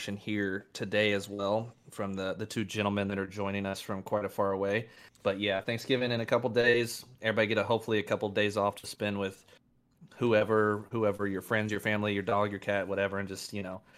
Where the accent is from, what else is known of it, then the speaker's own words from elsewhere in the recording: Kentucky, United States; accent: Kentucky; my Kentucky accent